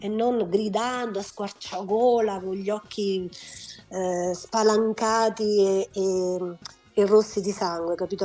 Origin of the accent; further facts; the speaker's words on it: Pavia, Lombardy, Italy; moved away; also born or lived in Marche; Poi sono cresciuta a Pavia